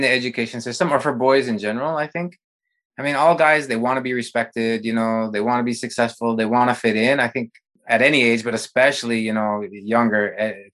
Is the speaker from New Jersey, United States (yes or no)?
no; Montana, United States; I grew up in Montana